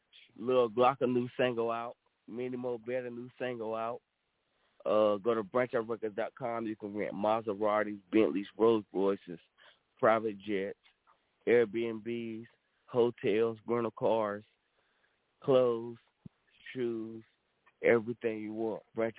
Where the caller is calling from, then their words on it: Supply, North Carolina, United States; I'm calling from Supply, North Carolina.